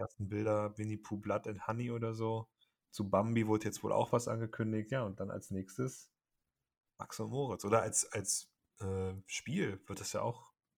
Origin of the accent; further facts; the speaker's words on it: Cologne, North Rhine-Westphalia, Germany; für mich als Kölner